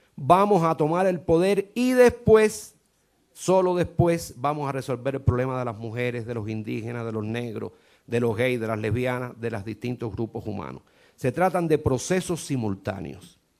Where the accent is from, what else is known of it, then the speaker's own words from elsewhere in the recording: Cuba; Yo como cubano lo siento mucho